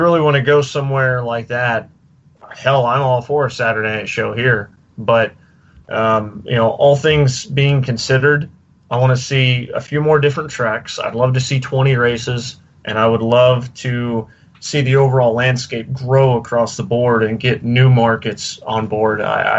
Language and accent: English; near Texas Motor Speedway, United States; I grew up near Texas Motor Speedway